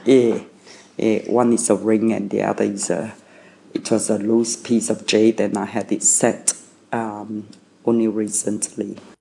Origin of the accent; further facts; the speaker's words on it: Malaysia; English is a second language; now in Australia; in Malaysia we um, English uh, was not my uh, mother tongue. English was my second language. I didn't speak English until I went to school at six years old